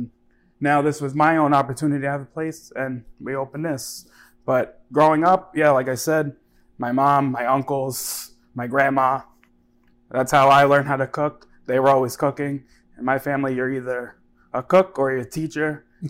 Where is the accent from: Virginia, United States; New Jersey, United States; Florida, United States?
New Jersey, United States; Jersey City; I'm born and raised in Jersey City.